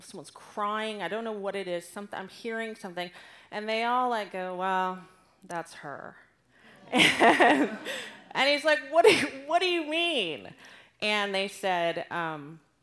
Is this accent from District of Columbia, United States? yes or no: no; Southern California, United States; moved away as an adult; now in Austin, United States; I grew up in Southern California, so I'm really one of those terrible California people who moved to ruin Austin